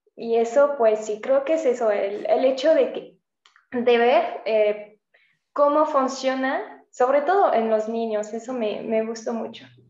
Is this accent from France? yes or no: yes; south of France, France; first language French; Spanish is a second language; moved away as an adult; also born or lived in Spain; now in Mexico; yo que soy del sur de Francia